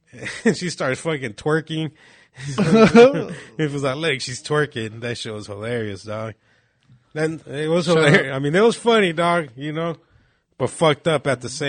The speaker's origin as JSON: {"language": "English", "town": "Phoenix", "region": "Arizona", "country": "United States", "said": "I'm from Phoenix. I'm going to have fucking silver teeth and everything."}